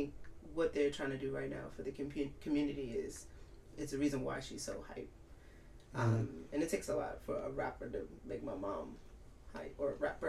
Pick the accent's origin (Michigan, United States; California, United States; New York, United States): New York, United States; New York City; also born or lived in South Jamaica, Queens, New York; We moved from South Jamaica to Staten Island.